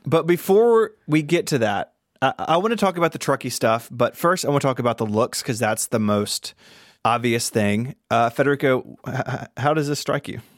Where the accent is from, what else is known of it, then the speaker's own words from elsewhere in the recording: the South, United States; I'm from the South